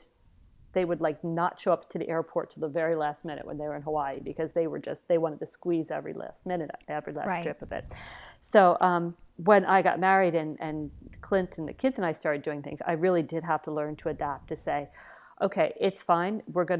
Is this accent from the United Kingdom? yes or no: yes; United Kingdom; Yes, absolutely. We're British.